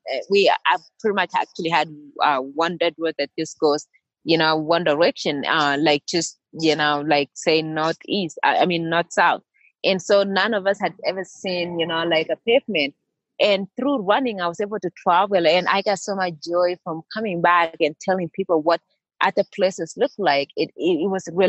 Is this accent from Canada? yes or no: no; Kenya; moved away as an adult; also born or lived in Iowa / Kansas / New Mexico; now in Flagstaff, United States; I grew up in Kenya and running was a way of life